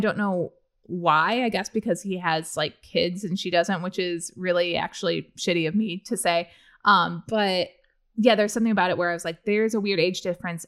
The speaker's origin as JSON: {"language": "English", "region": "Central Illinois", "country": "United States", "said": "I'm from Central Illinois"}